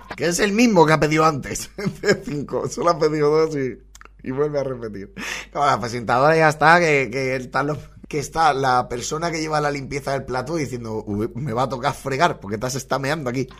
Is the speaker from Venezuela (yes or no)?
no; Valencian Community, Spain; puede que sea de mi tierra, ¿eh? por el acento, porque sea valenciana